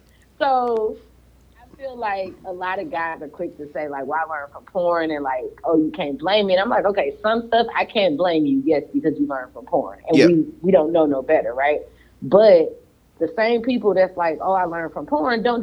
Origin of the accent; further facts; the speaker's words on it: St. Louis, Missouri, United States; now in Florida, United States; I'm from St. Louis, I live in Florida